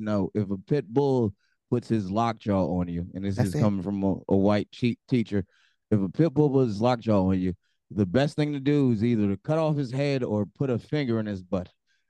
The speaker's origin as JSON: {"language": "English", "town": "Newark", "region": "New Jersey", "country": "United States", "said": "I am from Newark, New Jersey."}